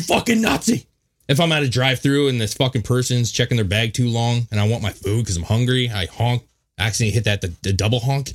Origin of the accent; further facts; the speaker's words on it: United States; we've restrained ourselves as American citizens